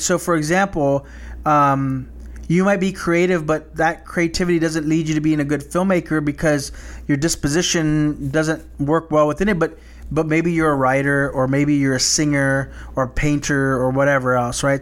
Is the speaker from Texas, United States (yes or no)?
yes; South Texas, United States; growing up as, in a small, predominantly Hispanic town in South Texas